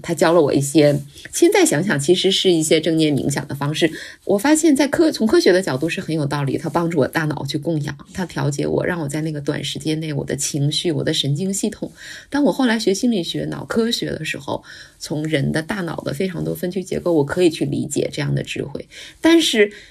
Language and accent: Chinese; Anshan, Liaoning, China; moved away; 老家是鞍山，那个城市的名字就是以山为命名的，所以就是为群山环绕的